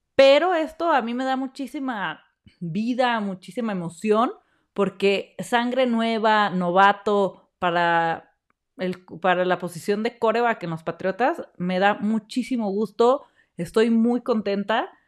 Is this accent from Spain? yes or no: no; Mexico; como mexicanos